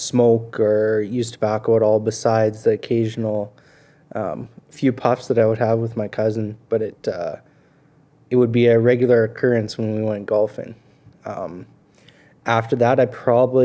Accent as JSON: {"language": "English", "town": "Clandonald", "region": "Alberta", "country": "Canada", "tie": "born or raised there", "also_born_or_lived": "Vermilion, Alberta / Lloydminster", "said": "I grew up in Clondonald."}